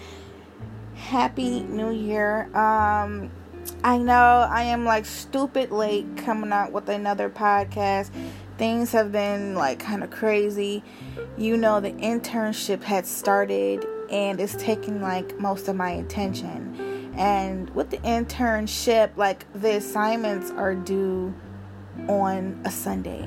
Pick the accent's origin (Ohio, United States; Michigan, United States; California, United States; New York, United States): Ohio, United States; Cleveland; I'm from Cleveland.